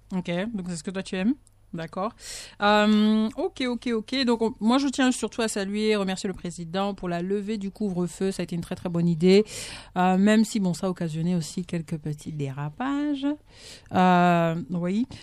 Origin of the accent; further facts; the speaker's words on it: Bitam, Woleu-Ntem, Gabon; moi je suis de Bitam